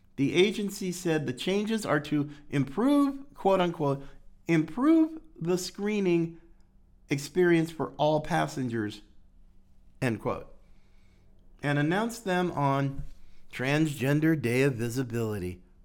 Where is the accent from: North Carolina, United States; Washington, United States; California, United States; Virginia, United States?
North Carolina, United States; North Carolina, my, my home state